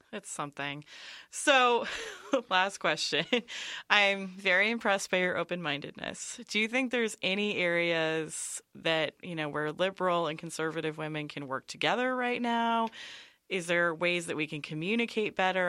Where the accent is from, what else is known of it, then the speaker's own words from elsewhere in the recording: near San Francisco, California, United States; I grew up in near San Francisco